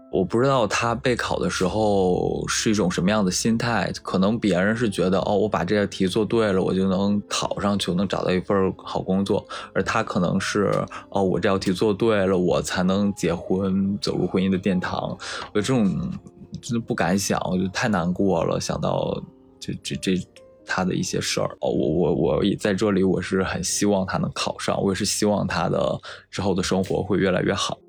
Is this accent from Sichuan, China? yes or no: no; Shandong, China; moved away as an adult; 我的老家是山东的一个沿海的三四线小城市